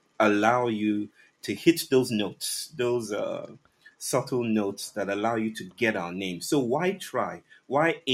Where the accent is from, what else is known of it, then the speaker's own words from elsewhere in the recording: Western Nigeria, Nigeria; I'm from the Yoruba people from West Africa, west mm-hmm. part of Nigeria